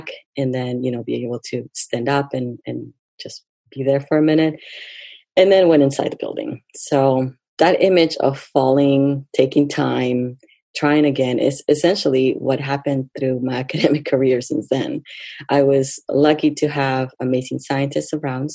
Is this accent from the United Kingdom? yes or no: no; Lima, Peru; now in United States; I was born and raised in Lima, Peru, and I have been in the USA for a number of years.